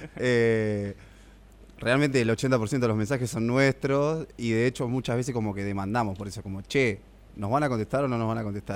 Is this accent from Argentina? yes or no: yes; Argentina; Con Leo jugamos a la pelota juntos en Villa de Vélez cuando éramos chicos